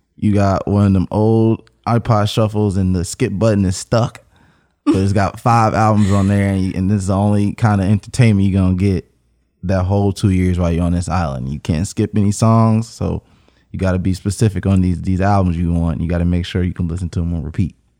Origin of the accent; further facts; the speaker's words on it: Cincinnati, Ohio, United States; I'm from Cincinnati, Ohio.